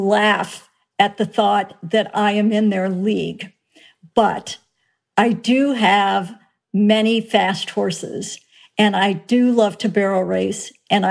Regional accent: Minnesota, United States; I grew up in Minnesota

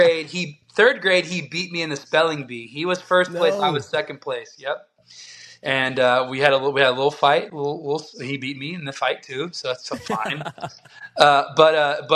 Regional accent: Texas, United States; I'm from the South

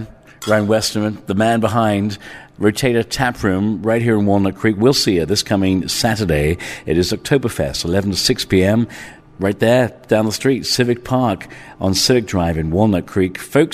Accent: England, United Kingdom; also born or lived in Ireland; Well, listen, growing up in England and Ireland, going to the pub was a family affair.

